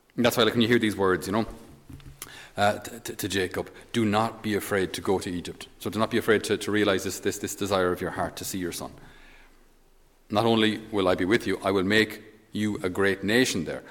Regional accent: Ireland; as Irish, we're not very good

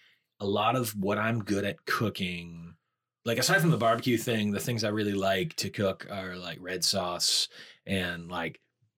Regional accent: New England, United States; The way that like being born and raised in New England, like I've been eating whole lobster since I was.

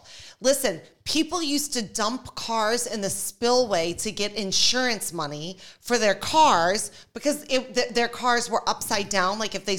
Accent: New Orleans, Louisiana, United States; I'm from New Orleans.

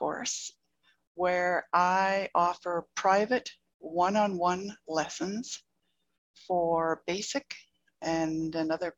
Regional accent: Calgary, Alberta, Canada; my hometown, Calgary, Alberta.

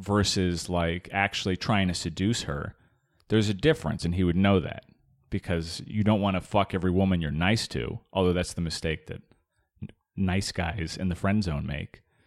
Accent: Arizona, United States; I grew up in Arizona

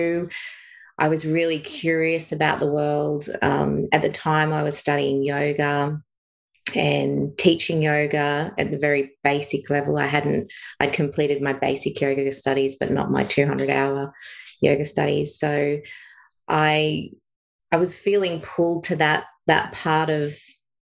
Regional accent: Bathurst, New South Wales, Australia; moved away as an adult; now in Sunshine Coast, Australia; I grew up in Bathurst, so country town, but lived in suburbia.

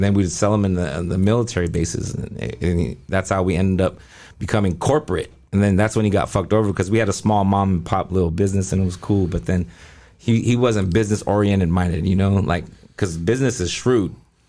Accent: Taiwan; born there; Like, I was born in Taiwan. We were born all over the world.

